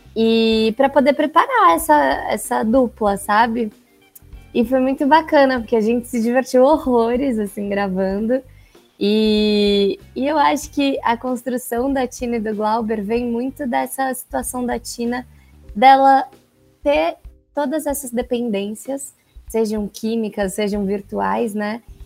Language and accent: Portuguese; São Paulo, Brazil; sou de São Paulo